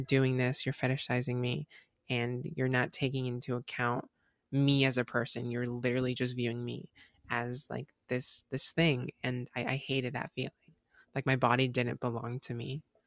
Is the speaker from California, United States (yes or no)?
no; Southwest Florida, United States; I'm from Florida